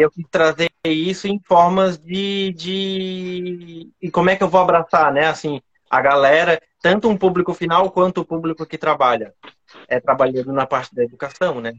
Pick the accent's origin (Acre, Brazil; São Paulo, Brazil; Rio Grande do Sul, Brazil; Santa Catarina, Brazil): Santa Catarina, Brazil; Florianópolis; accent: Manezinho; sou de Floripa aqui mesmo. É, dá pra, vai dar para perceber pelo sotaque